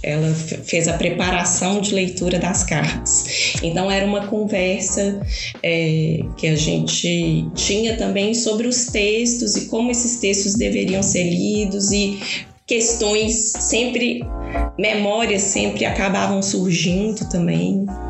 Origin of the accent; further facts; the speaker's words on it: Belo Horizonte, Minas Gerais, Brazil; accent: mineiro; also born or lived in Brasília; Eu nasci em Brasília, né? Mas eu sou bem Belo Horizonte.